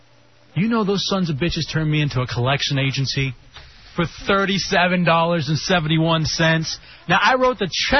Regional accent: Dallas, Texas, United States; I'm from Dallas

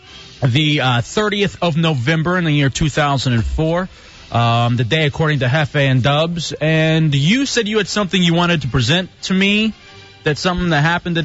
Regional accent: Texas, United States; But the Texas thing is just perfect, because that's me. I'm a Texan. I'm a great Texan. I'm the greatest Texan, in fact.

